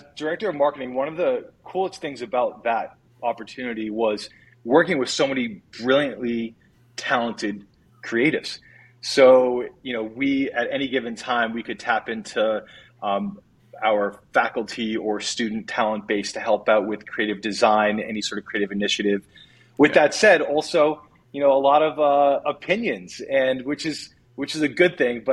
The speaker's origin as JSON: {"language": "English", "region": "Maine", "country": "United States", "tie": "born or raised there", "also_born_or_lived": "New England", "said": "My career took me back home to my home state of Maine"}